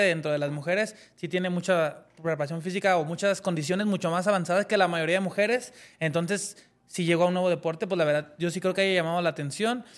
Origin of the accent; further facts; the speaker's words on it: Mexico; como deportistas mexicanos